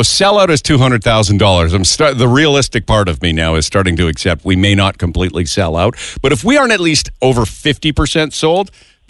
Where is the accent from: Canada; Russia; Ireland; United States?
Canada; Fort Saskatchewan, Alberta; I'm from Fort Saskatchewan. 1,000% people in Edmonton think I'm from Saskatchewan.